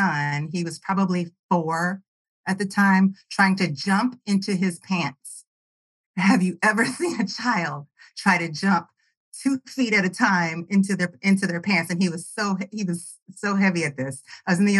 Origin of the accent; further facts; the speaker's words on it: Kansas City, Missouri, United States; also born or lived in North Carolina; I grew up and born and raised in Kansas City on the Missouri side